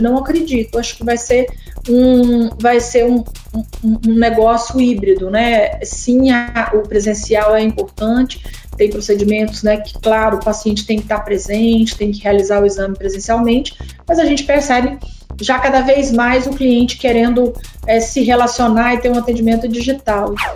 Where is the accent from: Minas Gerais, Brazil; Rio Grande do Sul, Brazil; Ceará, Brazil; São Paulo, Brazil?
Minas Gerais, Brazil; southern; accent: mineiro; moved away as an adult; also born or lived in Ouro Preto, Brazil; now in Brasília, Brazil; Sou mineira, né? Vocês vão perceber logo pelo meu sotaque. Moro em Brasília há 22 anos, mas ainda não perdi a, o, o sotaque mineiro. E nasci no sul de Minas